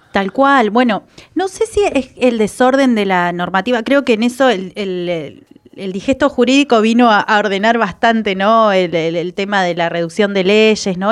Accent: Trelew, Chubut, Argentina; Yo soy de Treleu, que es, creo que seremos 100.000 habitantes

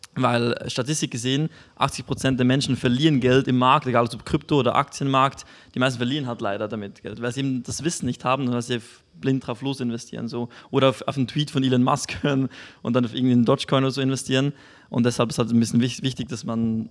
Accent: Switzerland; bei uns in der Schweiz

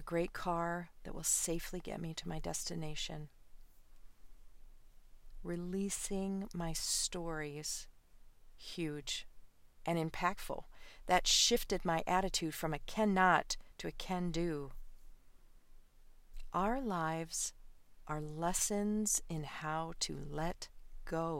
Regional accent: Midwest, United States; I grew up in the Midwest

